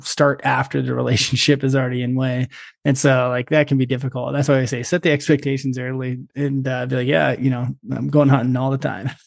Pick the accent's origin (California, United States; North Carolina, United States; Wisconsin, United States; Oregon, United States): Oregon, United States; Perrydale; my family's got a small grass seed farm, and uh, out in, uh, Perrydale, Oregon